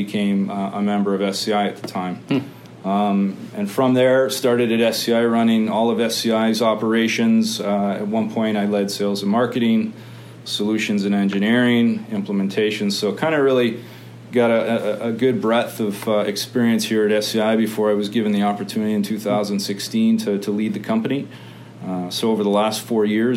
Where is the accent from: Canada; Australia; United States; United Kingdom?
Canada; Hamilton, Ontario; I came from Hamilton, so I'm a Hamilton boy.